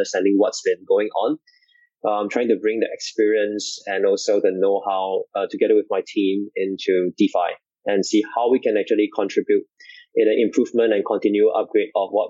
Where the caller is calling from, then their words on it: Singapore; I'm calling in today from Singapore.